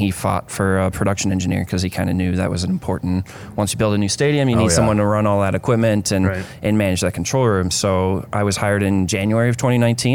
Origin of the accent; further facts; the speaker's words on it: Sioux Falls, South Dakota, United States; moved away as an adult; now in Twin Cities, United States; I'm born and raised in Sioux Falls, South Dakota, actually